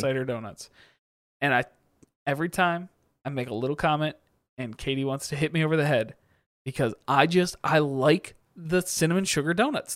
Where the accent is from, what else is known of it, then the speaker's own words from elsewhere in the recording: Michigan, United States; also born or lived in Kansas; Growing up in Michigan